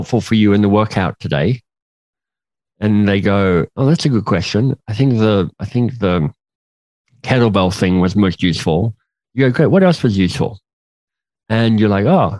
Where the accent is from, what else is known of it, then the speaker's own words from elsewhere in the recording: Australia; I'm Australian